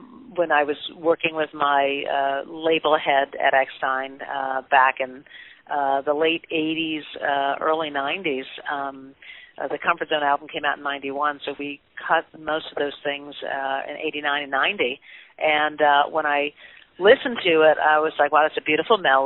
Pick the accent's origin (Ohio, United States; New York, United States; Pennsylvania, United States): New York, United States; growing up in New York, I was, you know, at Syracuse as a musical theater major.